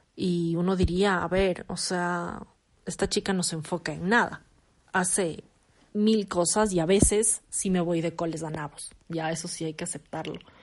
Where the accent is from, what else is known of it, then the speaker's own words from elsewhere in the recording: Quito, Pichincha, Ecuador; soy ecuatoriana, nací en Ecuador, nací en Quito, eh, vivo actualmente en Quito